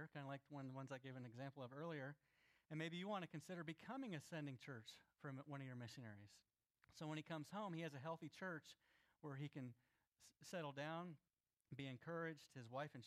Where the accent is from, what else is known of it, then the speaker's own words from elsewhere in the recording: Florida, United States; I grew up in Florida